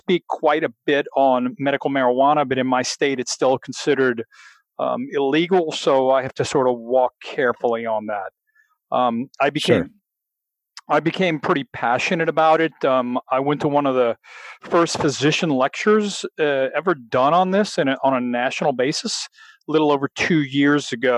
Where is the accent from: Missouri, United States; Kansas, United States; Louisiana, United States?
Louisiana, United States; I'm a real Southern boy. I'm from Louisiana.